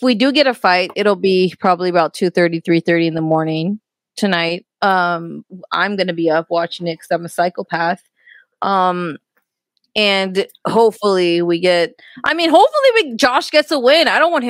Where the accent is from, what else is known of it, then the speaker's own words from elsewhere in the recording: Indio, California, United States; also born or lived in Texas; he went to Indio, where I'm from. You know, I'm from Indio, the Coachella Valley.